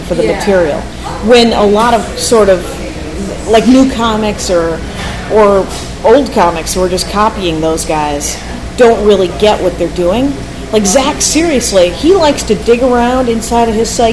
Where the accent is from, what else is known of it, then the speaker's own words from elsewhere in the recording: North Platte, Nebraska, United States; moved away; I put a link to my hometown, which is as shitty as any other town in the world.